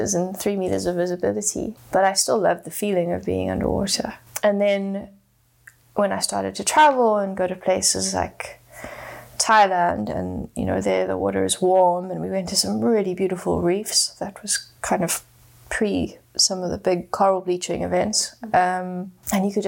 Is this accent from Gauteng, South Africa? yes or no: yes; Johannesburg, Gauteng, South Africa; I grew up in Johannesburg, which is 100% landlocked